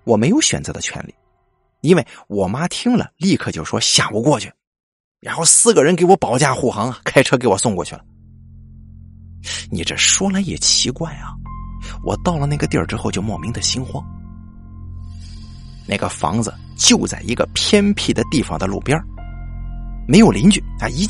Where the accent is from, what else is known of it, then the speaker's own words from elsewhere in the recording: Anhui, China; 可是我家是安徽的，这个人呢在河南，忒远了。